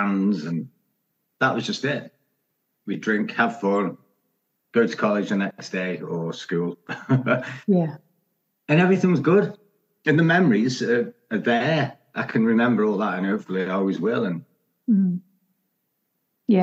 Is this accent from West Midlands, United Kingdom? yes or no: yes; Stoke-on-Trent, West Midlands, United Kingdom; I'm from Stoke